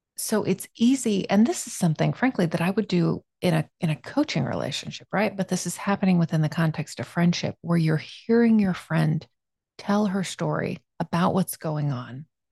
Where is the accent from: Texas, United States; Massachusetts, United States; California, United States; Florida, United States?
Florida, United States; South; moved away; I grew up in South Florida